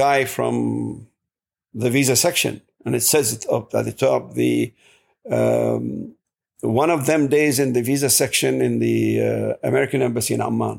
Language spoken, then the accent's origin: English; Iraq; English is a second language; moved away as an adult; now in United States; I'm from Iraq